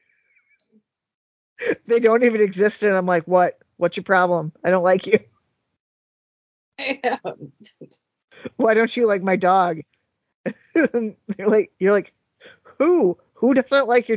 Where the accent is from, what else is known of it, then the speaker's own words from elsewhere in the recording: United States; I'm an American.